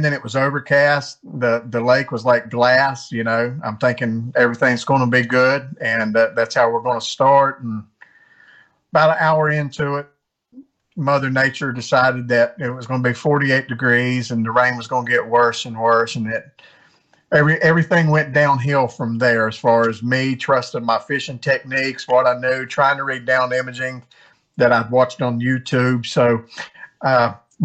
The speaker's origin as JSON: {"language": "English", "region": "West Virginia", "country": "United States", "tie": "born or raised there", "also_born_or_lived": "Maine / North Carolina", "moved": "as an adult", "said": "I grew up in West Virginia, was stationed in the Air Force in Maine"}